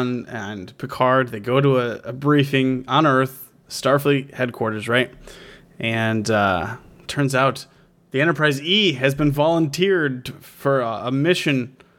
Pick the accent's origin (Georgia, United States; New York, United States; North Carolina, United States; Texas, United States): New York, United States; I'm from New York, Philip.